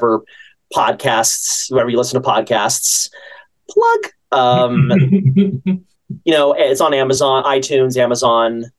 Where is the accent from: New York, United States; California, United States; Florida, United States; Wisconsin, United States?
California, United States; San Francisco; I'm from California, the San Francisco area, and I started taking classes in San Francisco when I was about 14